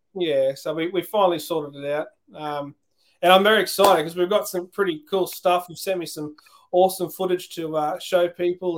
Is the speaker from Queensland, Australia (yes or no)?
yes; Queensland, Australia; I'm from Queensland